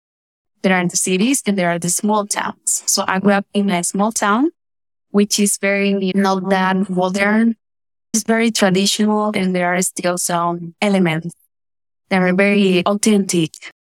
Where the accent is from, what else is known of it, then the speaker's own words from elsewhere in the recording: Guamal, Magdalena, Colombia; English is a second language; also born or lived in Barranquilla, Colombia; I was born there, but I grew up in a small town called Guamal Magdalena. That was like in the Caribbean region. I grew up in Guamal Magdalena. I studied there until high school.